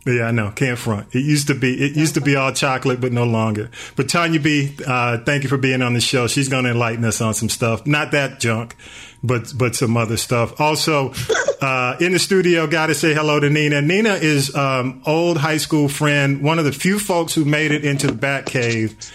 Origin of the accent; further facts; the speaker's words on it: Atlanta, Georgia, United States; I'm a native